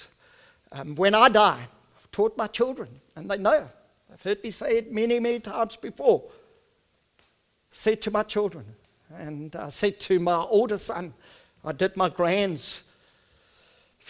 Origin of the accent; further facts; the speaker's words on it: South Africa; first language Afrikaans; English is a second language; I'm an Afrikaans person